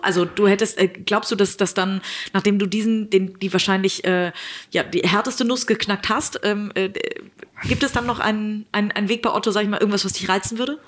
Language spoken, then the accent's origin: German; Hamburg, Germany; ich werde diesen Weg äh, als Hamburgerin natürlich weiter verfolgen